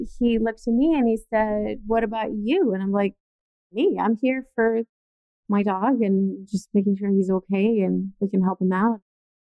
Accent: Italy; moved away as an adult; now in United States; I was born and raised in Italy

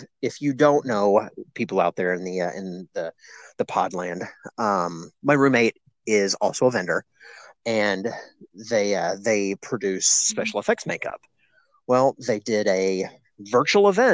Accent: Kentucky, United States; my home state of Kentucky

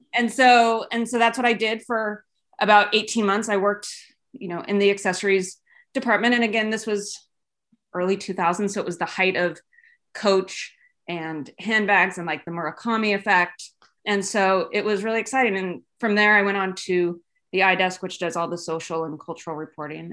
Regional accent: Los Gatos, California, United States; moved away as an adult; also born or lived in Los Angeles / New York; I am from Los Gatos, California, which is, you know, sort of Silicon Valley. Grew up here

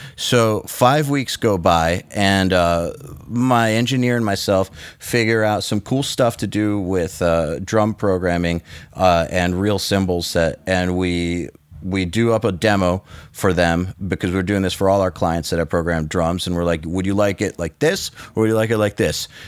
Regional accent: United States; as an American producer

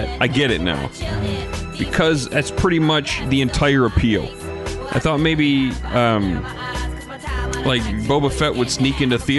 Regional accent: Muskegon, Michigan, United States; my hometown of Muskegon

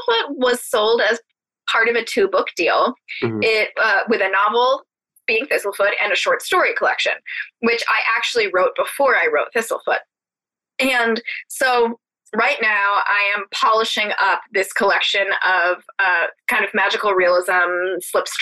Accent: New England, United States; Based in my hometown

